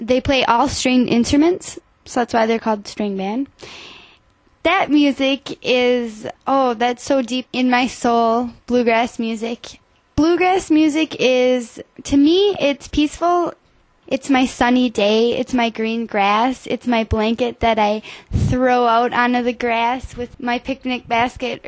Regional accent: Lake Wissota, Wisconsin, United States; also born or lived in Boston, Massachusetts; I grew up on Lake Wissota, and so I grew up fishing, boating

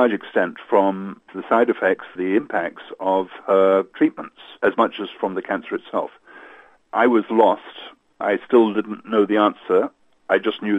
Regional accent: Hong Kong; moved away; I grew up in Hong Kong, and Hong Kong was my home for many, many years

